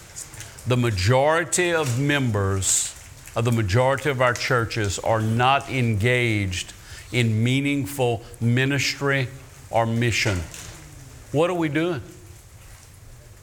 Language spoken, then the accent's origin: English; Ville Platte, Louisiana, United States; also born or lived in Mamou, Louisiana; First Baptist Church in Ville Platte, Louisiana